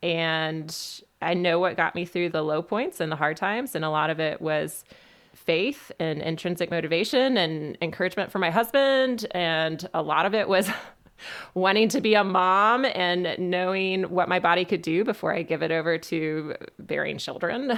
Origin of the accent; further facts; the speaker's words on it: Western North Carolina, United States; also born or lived in Birmingham, Alabama; I grew up in Western North Carolina